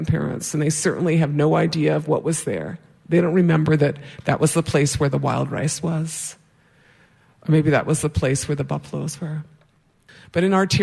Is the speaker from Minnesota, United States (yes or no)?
yes; White Earth Reservation, Minnesota, United States; I'm from the White Earth Reservation and Bear Clan